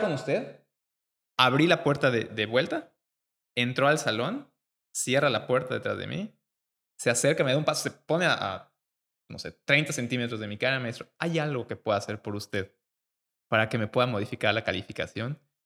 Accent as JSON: {"language": "Spanish", "town": "Mérida", "region": "Yucatán", "country": "Mexico", "said": "llegamos todos los 30 alumnos de Mérida, los 20 niños de Mérida"}